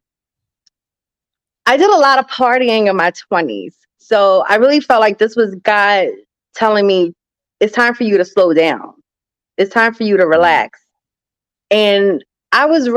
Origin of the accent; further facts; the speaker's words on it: New Jersey, United States; I am from New Jersey, South Jersey to be exact, right outside of Philadelphia, no more than 15 minutes